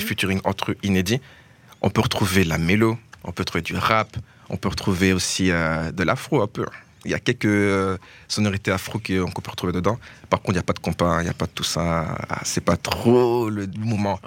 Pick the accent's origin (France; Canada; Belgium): Belgium; Verviers, Wallonia; chez nous à Verviers